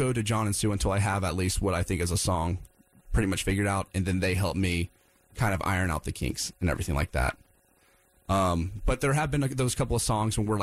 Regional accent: Wilmington, United States; moved away; I'm from Wilmington, and I go down there quite a bit to visit family and friends

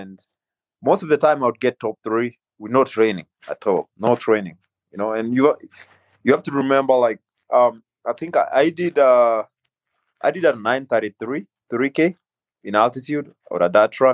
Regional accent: Kenya; also born or lived in North Carolina; now in United States; growing up in Kenya

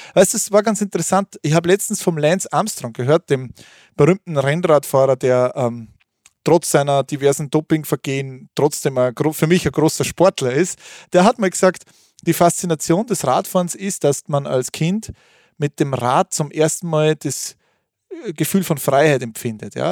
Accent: Thalgau, Salzburg, Austria; Es war bei uns zu Hause in Talgau, bei Salzburg, in der Nähe des schönen Fuschelsees. Da bin ich aufgewachsen

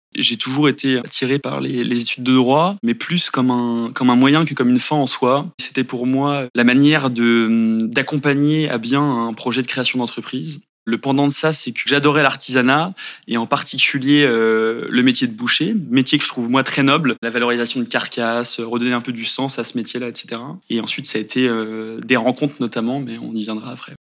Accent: Angers, Pays de la Loire, France; moved away as an adult; also born or lived in Paris; now in Nantes, France; je suis originaire d'Angers.

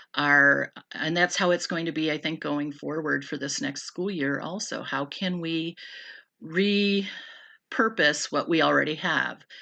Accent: Random Lake, Wisconsin, United States; moved away; also born or lived in California; I grew up in Random Lake. but moved out to California, and I was out there for thirteen years, and then we relocated back here to Random Lake

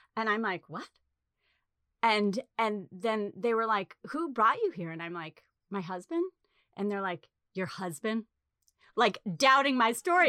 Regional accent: New England, United States; moved away; also born or lived in Chicago / Los Angeles; growing up in New England

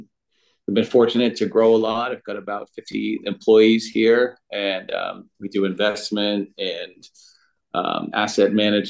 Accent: Oakland, California, United States; Yeah, I'm from Oakland.

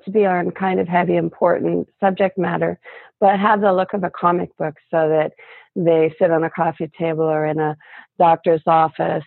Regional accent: Canada; I'm from Canada

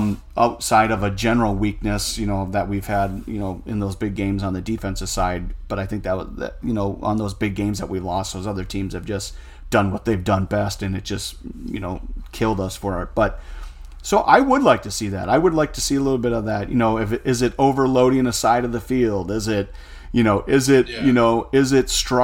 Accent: United States; as an American

